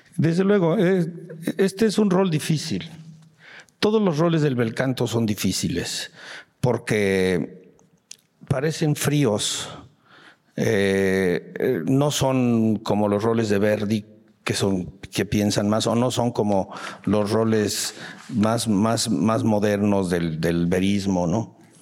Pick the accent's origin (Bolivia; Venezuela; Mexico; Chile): Mexico; sí, maestro, soy mexicano.